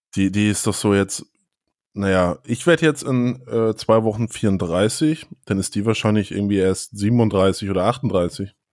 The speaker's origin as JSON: {"language": "German", "area": "a village near Flensburg", "region": "Schleswig-Holstein", "country": "Germany", "tie": "born or raised there", "also_born_or_lived": "Hannover", "moved": "yes", "lives_now": "Hamburg, Germany", "said": "Bei mir war es ja so auf dem Dorf und dann hat man die nur, oder ich bin ja auf dem Dorf da zur Schule gegangen, aber zum Feiern sind natürlich dann alle nach Flensburg reingefahren"}